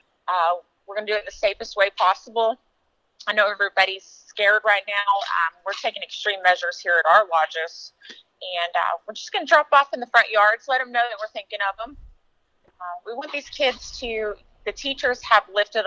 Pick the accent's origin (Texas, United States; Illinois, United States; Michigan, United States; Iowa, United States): Texas, United States; Lubbock; I'm from Lubbock, Texas